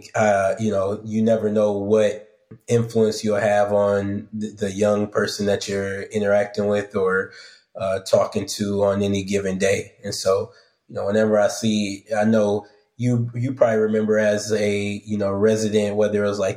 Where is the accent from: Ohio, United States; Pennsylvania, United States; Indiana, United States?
Indiana, United States; South Bend; Born and raised in South Bend, Indiana, went to public high school